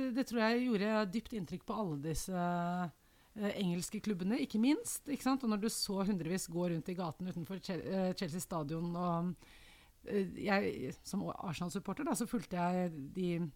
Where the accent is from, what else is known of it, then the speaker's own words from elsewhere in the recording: Oslo, Norway; Jeg vokste opp i Oslo